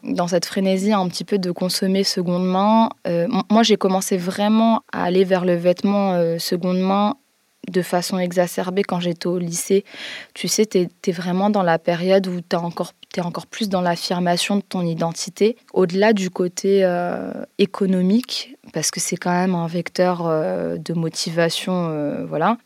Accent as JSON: {"language": "French", "town": "Guénange", "region": "Grand Est", "country": "France", "tie": "born or raised there", "said": "on a grandi euh, dans une petite ville qui s'appelle Guénange, en Lorraine"}